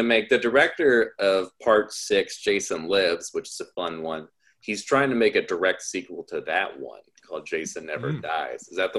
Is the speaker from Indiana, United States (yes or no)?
no; Auburn, California, United States; he's from my hometown, so from Auburn, California